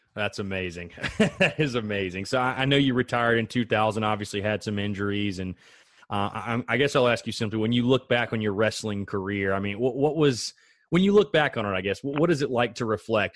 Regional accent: South Carolina, United States; I'm obviously from South Carolina. Grew up.

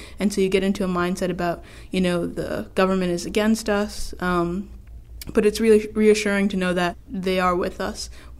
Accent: Baltimore, Maryland, United States; also born or lived in Severn, Maryland; I grew up in Baltimore, but also I lived in Severn, Maryland.

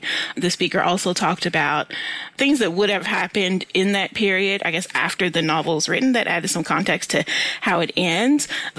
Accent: Louisville, Kentucky, United States; now in Lexington, United States; And I'm actually from Louisville, so I'm familiar with your city.

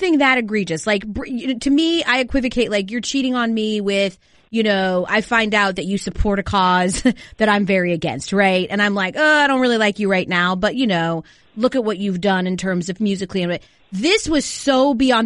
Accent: Atlanta, Georgia, United States; I'm from Atlanta

